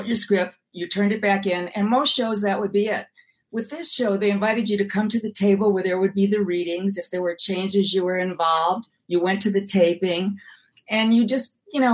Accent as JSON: {"language": "English", "town": "Milwaukee", "region": "Wisconsin", "country": "United States", "also_born_or_lived": "New York", "moved": "yes", "said": "I'm from Milwaukee"}